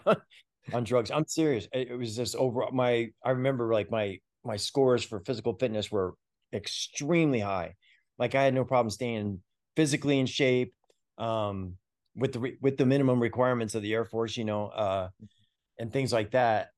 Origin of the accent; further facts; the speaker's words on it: New York, United States; moved away as an adult; also born or lived in Fulton County, Georgia; I grew up in New York